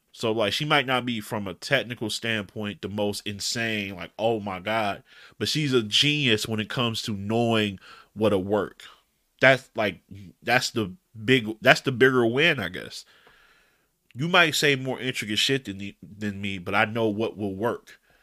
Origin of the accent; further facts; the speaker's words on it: Detroit, Michigan, United States; I'm from Detroit. I'm west side Detroit